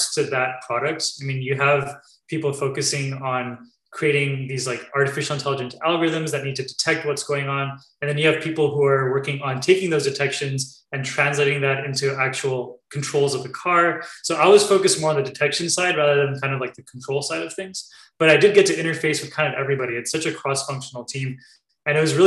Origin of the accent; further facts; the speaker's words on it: California, United States; also born or lived in New York; I was born here in California